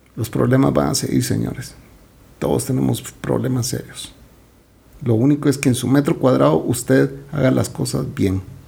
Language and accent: Spanish; Guatemala; Yo no soy su primer chapín